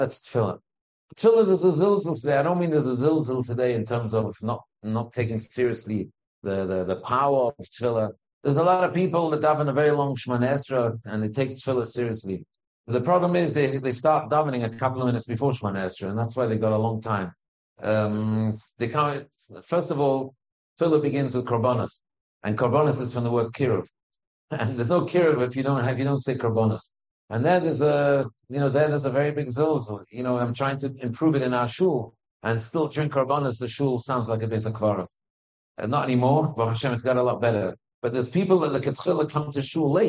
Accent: United Kingdom; I'm British after all.

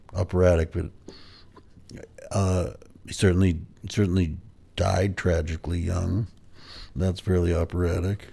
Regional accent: Pound Ridge, New York, United States; where I grew up in Pound Ridge, New York.

